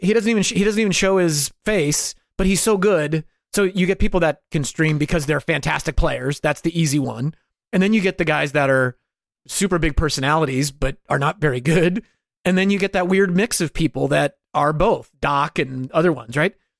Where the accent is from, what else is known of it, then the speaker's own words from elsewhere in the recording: New York, United States; every dude I grew up with in New York